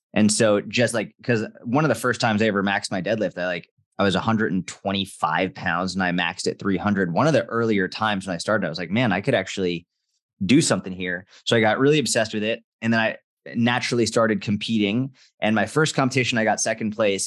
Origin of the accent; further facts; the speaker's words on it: just outside Boston, Massachusetts, United States; I grew up just outside Boston, Massachusetts